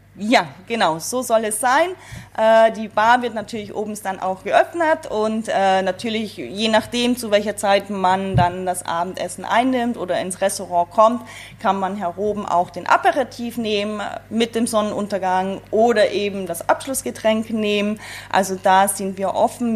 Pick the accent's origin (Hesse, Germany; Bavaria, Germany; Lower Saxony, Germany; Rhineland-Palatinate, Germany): Bavaria, Germany; moved away as an adult; also born or lived in Salzburg, Austria; now in Sylt, Germany; meine Heimat Bayern schon etwas näher, wo ich ursprünglich auch herkomme